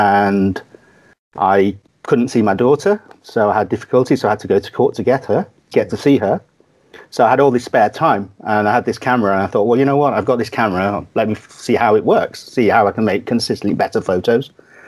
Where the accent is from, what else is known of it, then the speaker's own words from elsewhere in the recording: Kathmandu, Bagmati, Nepal; born there; Yeah, Kathmandu, Nepal.